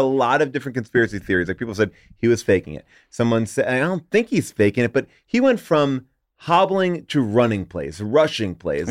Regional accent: New York, United States; I grew up in New York.

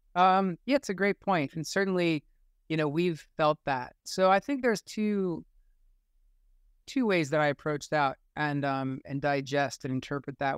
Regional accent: United States; growing up in the United States at this time

